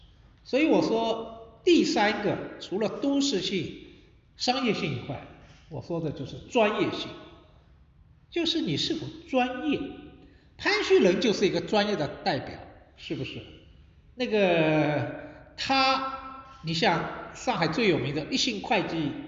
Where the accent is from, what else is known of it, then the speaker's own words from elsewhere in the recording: Shanghai, China; 实际上像我个人作为一个出生长大在上海这座城市，实际上也是每天在学习了解这座城市